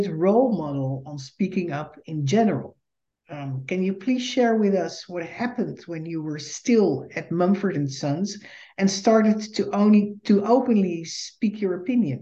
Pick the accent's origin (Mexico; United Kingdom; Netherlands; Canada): Netherlands; moved away as an adult; now in United States; I am a Dutch Jew and the daughter of Holocaust survivors. In 2006, I immigrated to the United States